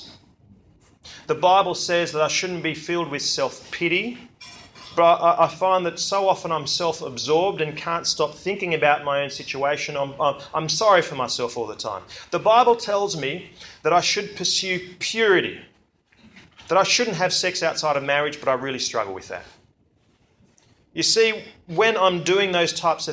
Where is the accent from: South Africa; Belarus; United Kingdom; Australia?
Australia; I'm from Belgium, okay, well, my mother is and all my cousins are from Belgium. I grew up in Australia